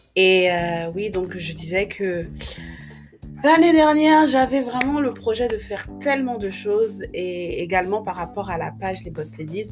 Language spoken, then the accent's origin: French; Republic of the Congo; now in France; je suis née euh, au Congo-Brazzaville. J'y ai grandi quelques années avant de venir en France